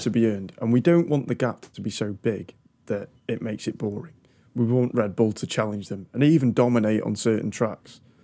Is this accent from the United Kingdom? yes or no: yes; United Kingdom; I'm British